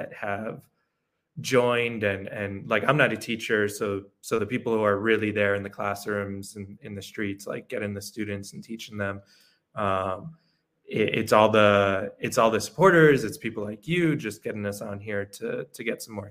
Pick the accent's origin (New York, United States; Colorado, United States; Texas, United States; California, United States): New York, United States; moved away as an adult; now in El Salvador; I'm originally from New York. I moved down to El Salvador about a year and a half ago